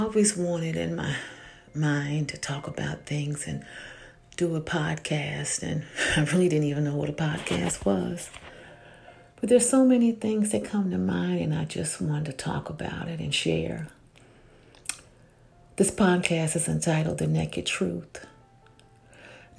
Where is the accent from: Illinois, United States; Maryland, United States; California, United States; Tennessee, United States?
Tennessee, United States; moved away; I am from Tennessee, and I'm glad about it, even though now I live up north.